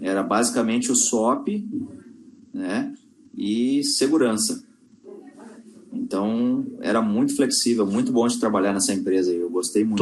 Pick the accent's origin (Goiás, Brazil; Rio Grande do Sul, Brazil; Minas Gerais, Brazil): Rio Grande do Sul, Brazil; Porto Alegre; moved away as an adult; also born or lived in Manaus / China; eu sou natural de Porto Alegre